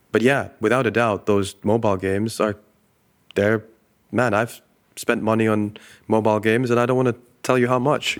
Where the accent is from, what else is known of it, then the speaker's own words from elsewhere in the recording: Dubai, United Arab Emirates; I grew up in the Middle East. I grew up in Dubai